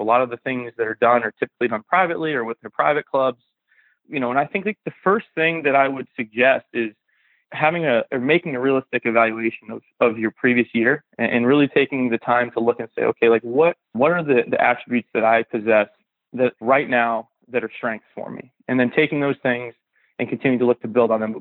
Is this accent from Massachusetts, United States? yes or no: yes; Western Massachusetts, United States; I'm from the Northeast, from Western Massachusetts. I stayed local